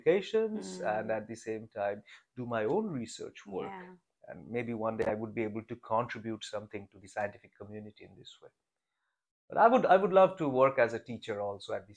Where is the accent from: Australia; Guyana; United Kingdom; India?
India; Kolkata, West Bengal; moved away as an adult; also born or lived in China; I'm an Indian. Mm. And I grew up in a big city called Kolkata. In India.